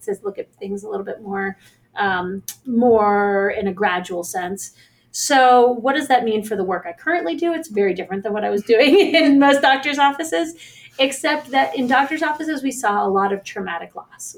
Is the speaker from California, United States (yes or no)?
no; Pittsburgh, Pennsylvania, United States; I work at the JCC in Squirrel Hill, which um, is also where I'm from in Squirrel Hill. Um, I grew up in Pittsburgh